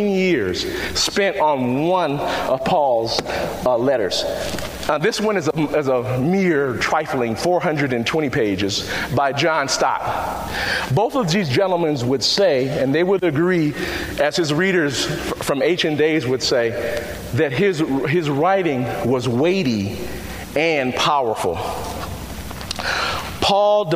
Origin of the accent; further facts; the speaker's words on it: Chicago, Illinois, United States; I come from Chicago on the west side of town, and I was raised a Catholic.